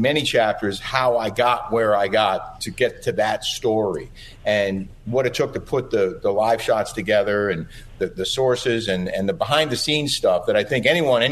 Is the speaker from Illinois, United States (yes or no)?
no; New York City, New York, United States; this was all happening in my hometown